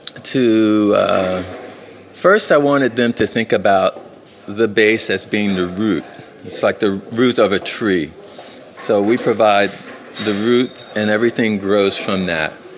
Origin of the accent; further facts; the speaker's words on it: Philadelphia, Pennsylvania, United States; where I grew up in Philadelphia is a very dangerous neighborhood